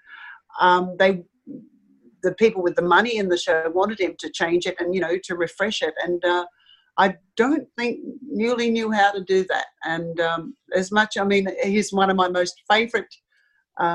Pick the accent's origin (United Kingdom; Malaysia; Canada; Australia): Australia; as an Australian